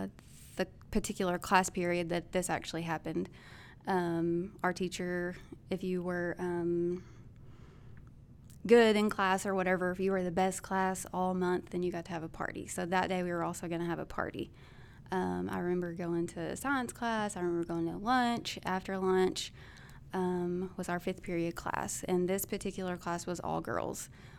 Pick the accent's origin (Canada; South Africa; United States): United States; Bono; I grew up in Bono.